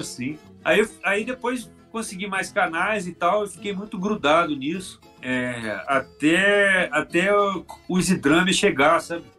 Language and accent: Portuguese; Belo Horizonte, Minas Gerais, Brazil; now in Petrópolis, Brazil; sou de Belo Horizonte e já brinquei de música quando eu era menino